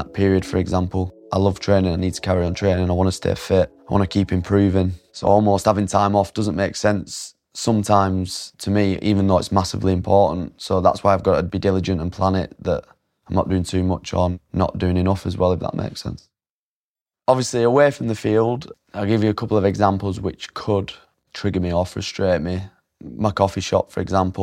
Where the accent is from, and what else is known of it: Oldham, North West England, United Kingdom; born or raised there